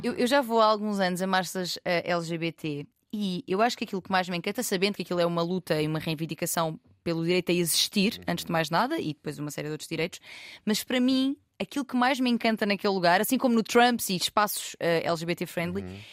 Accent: Loulé, Algarve, Portugal; não sou de Lisboa, sou de uma terra mais pequenina, Lolé

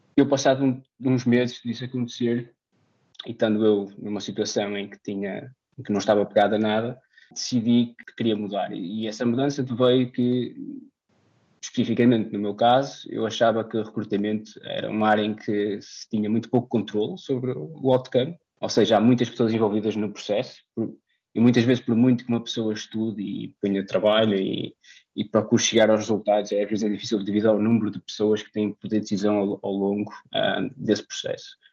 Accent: Portugal; moved away as an adult; now in Vienna, Austria; enquanto português

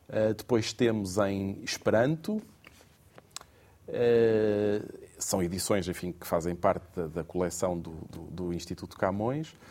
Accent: Portugal; Portanto, veja lá a generosidade que nós temos enquanto portugueses.

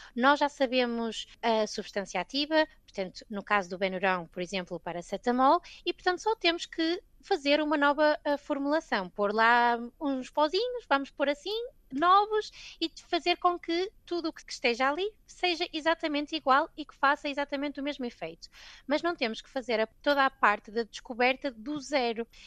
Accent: Gondomar, Porto District, Portugal; moved away as an adult; also born or lived in Scotland; now in London, United Kingdom; Eu saí de Gondomar, no Porto

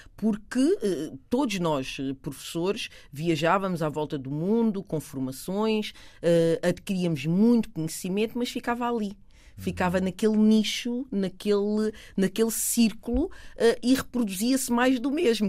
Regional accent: Portugal; Eu nasci em Portugal. Os meus pais são de Cabo Verde

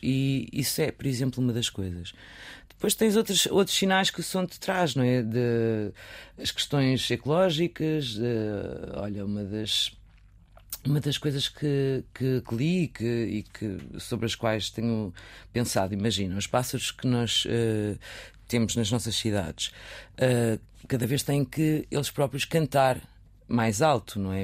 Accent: Viseu, Portugal; moved away; nasci, cresci em Viseu

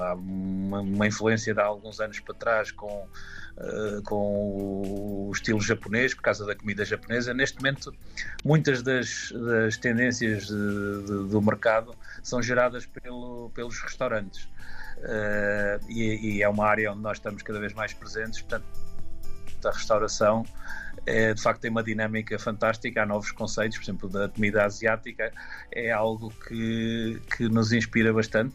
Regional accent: Aveiro, Centro, Portugal; also born or lived in Angola; Universidade de Aveiro que é a minha cidade eh, onde cresci e vivi

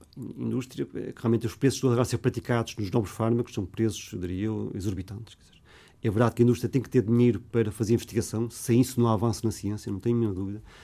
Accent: Porto, Norte, Portugal; also born or lived in Lisbon; Porto é a minha cidade natal de eleição.

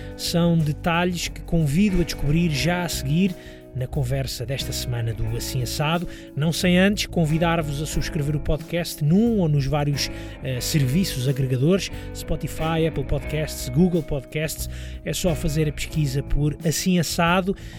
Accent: Lisbon, Portugal; Eu sou, sou, sou lisboeta, cresci uh, nos subúrbios de Lisboa, estudei, estudei em Lisboa

